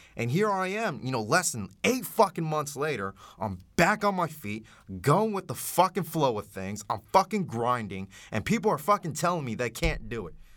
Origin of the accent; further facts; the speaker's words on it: Dallas, Texas, United States; growing up in Oak Cliff and Dallas